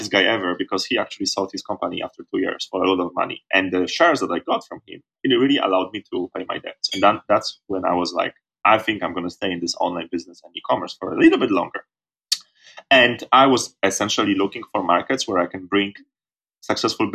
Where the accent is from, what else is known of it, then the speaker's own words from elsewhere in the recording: Poland; moved away as an adult; Poland, my home country.